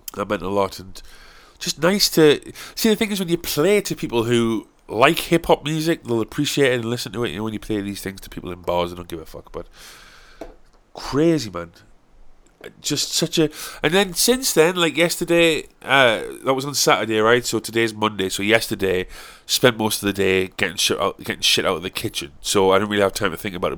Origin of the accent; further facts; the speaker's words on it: South Shields, North East England, United Kingdom; I'm from South Shields